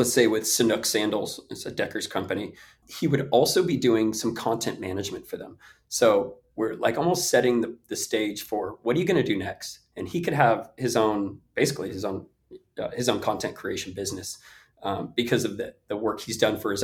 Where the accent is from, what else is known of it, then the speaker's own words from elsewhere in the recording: Bay Area, California, United States; I come from the Bay Area